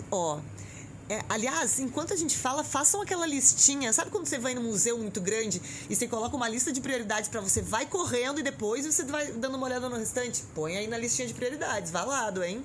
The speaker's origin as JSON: {"language": "Portuguese", "region": "Rio Grande do Sul", "country": "Brazil", "moved": "yes", "lives_now": "São Paulo, Brazil", "said": "eu que sou do Rio Grande do Sul, que vem daquele inverno que é com muita chuva, cheguei aqui"}